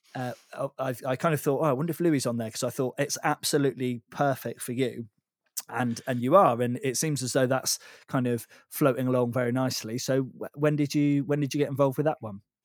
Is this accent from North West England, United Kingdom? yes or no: no; Devon, South West England, United Kingdom; moved away; also born or lived in Bath; I grew up down in Devon, which is, is where you are.